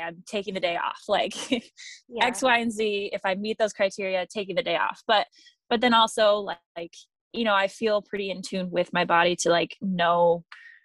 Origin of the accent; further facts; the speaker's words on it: Michigan, United States; moved away as an adult; also born or lived in Alabama; I moved back from Alabama to Michigan, where I grew up, in 2017